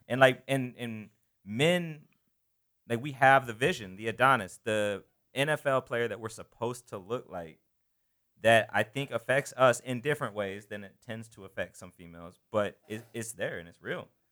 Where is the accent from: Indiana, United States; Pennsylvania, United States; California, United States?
Indiana, United States; I grew up wrestling in Indiana.